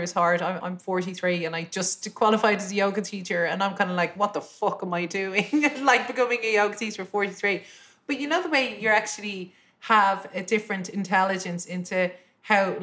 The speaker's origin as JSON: {"language": "English", "country": "Ireland", "said": "I'm as Irish as it possibly gets"}